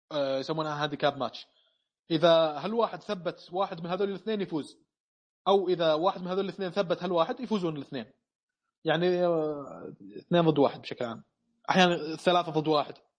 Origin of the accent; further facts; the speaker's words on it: Saudi Arabia; عندنا في السعوديه